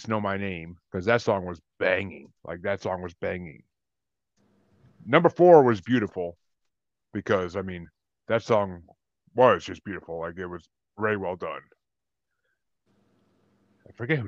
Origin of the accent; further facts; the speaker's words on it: New York, United States; I'm from New York